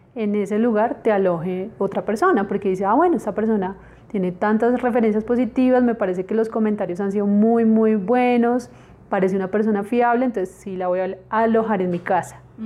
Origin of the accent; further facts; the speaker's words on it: Bogotá, Colombia; nosotros como colombianos